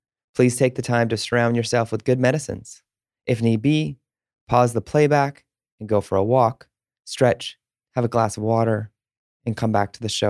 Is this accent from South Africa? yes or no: no; Spruce Grove, Alberta, Canada; also born or lived in Edmonton; I was born in Edmonton and grew up in Spruce Grove.